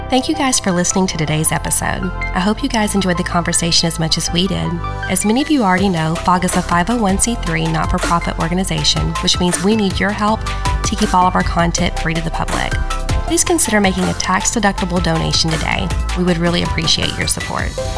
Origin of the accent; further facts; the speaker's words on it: Upper East Tennessee, United States; moved away; I grew up in Upper East Tennessee where there's wildflowers everywhere.